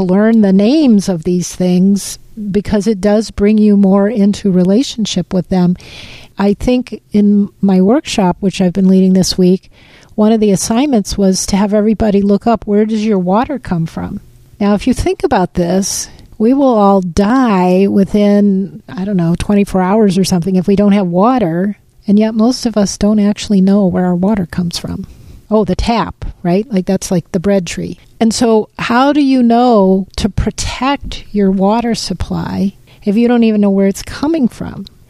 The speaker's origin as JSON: {"language": "English", "region": "Midwest", "country": "United States", "tie": "born or raised there", "also_born_or_lived": "Pacific Northwest", "moved": "yes", "lives_now": "Washington, United States", "said": "I grew up in the Midwest before I moved to the Northwest where I've lived most of my life"}